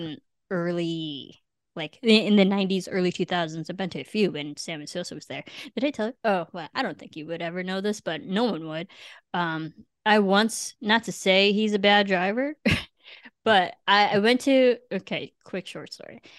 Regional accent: Illinois, United States; also born or lived in Cebu, Philippines / Manila, Philippines; now in Los Angeles, United States; I came from Illinois

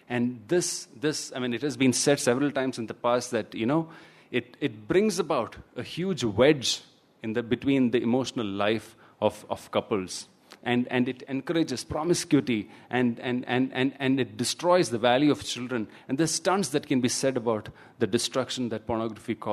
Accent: Thiruvananthapuram, Kerala, India; I come from Trivandrum, and in Trivandrum there is this notorious river called Kallar

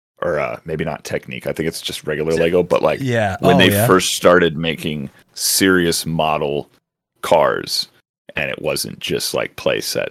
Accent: United States; being an American

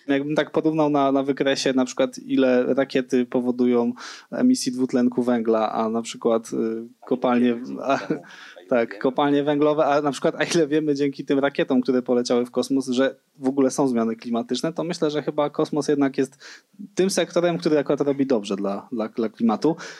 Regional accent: Świdnica, Lower Silesian Voivodeship, Poland; moved away; also born or lived in Wrocław; ja w ogóle jestem ze Świdnicy do Dolnym Śląsku

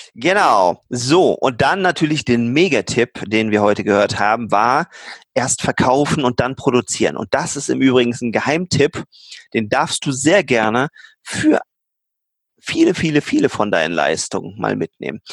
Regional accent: Germany; als Deutsche, als Ingenieure

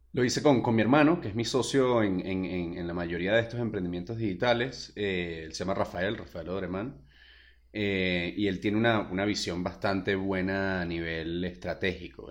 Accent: Venezuela; moved away as an adult; yo soy venezolano

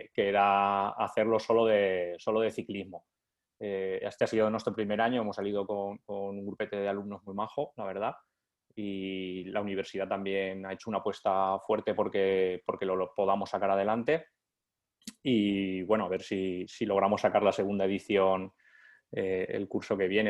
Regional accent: interior of Valencia, Valencian Community, Spain; yo soy del interior de Valencia

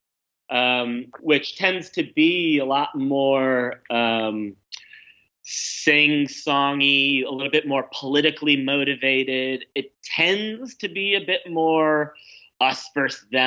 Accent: New York, United States; moved away as an adult; also born or lived in Ankara, Turkey; now in Berlin, Germany; I grew up in New York

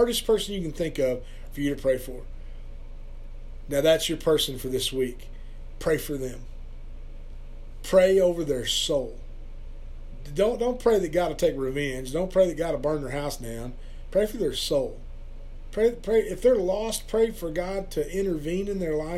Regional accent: Perkins, Oklahoma, United States; also born or lived in Stillwater; a youth pastor here in my hometown of Perkins

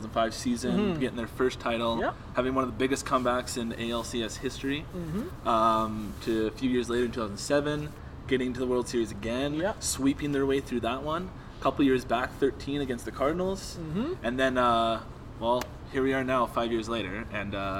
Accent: Canada; As a Canadian

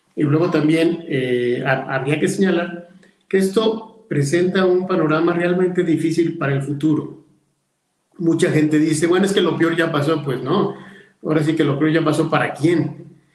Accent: León, Guanajuato, Mexico; empresarios de mi tierra

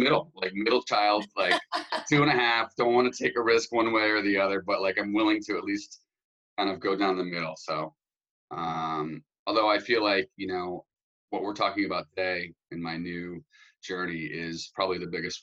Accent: Warwick, Rhode Island, United States; I grew up in Warwick, Rhode Island, so the smallest states in the country

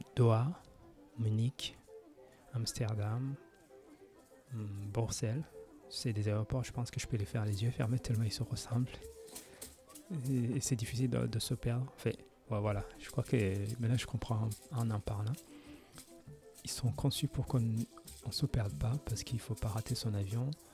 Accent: France; now in Japan; Je viens de la France avec un service public assez développé

